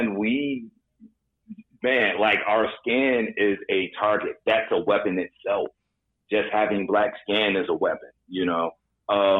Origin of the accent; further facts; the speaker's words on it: Chicago, Illinois, United States; moved away as an adult; now in Los Angeles, United States; growing up in Chicago when I first came to L.A.